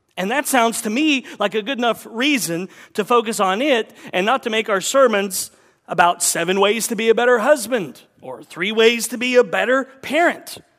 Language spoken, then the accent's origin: English; the South, United States; growing up in the South